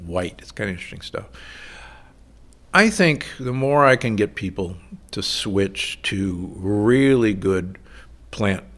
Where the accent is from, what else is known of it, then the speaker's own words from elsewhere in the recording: Midwest, United States; moved away; also born or lived in Omaha, Nebraska / Milwaukee, Wisconsin; I grew up in Omaha and Milwaukee